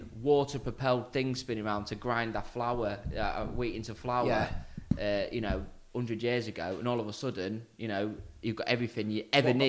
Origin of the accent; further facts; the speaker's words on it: Grimsby, Yorkshire and the Humber, United Kingdom; I'm from Grimsby.